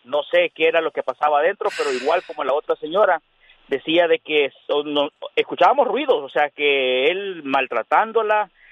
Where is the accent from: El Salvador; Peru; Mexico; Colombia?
El Salvador; now in Rialto, United States; la colonia de donde yo soy, eh, en El Salvador